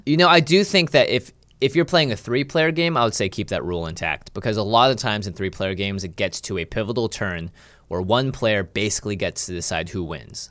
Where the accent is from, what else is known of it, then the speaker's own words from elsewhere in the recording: Seattle, Washington, United States; I grew up in Seattle